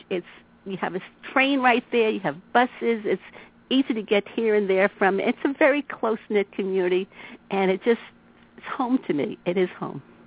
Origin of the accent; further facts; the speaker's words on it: New York City, New York, United States; I grew up in Queens, and I came to Brighton Beach to spend summers with my grandmother